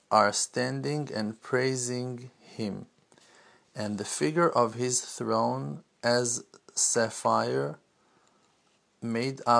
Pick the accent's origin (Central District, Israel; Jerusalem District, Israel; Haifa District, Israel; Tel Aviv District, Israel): Jerusalem District, Israel; Jerusalem; didn't grow up in Brooklyn. I didn't grow up in uh, in Orlando. I didn't grow up in. Uh, Tennessee. I grew up in Jerusalem.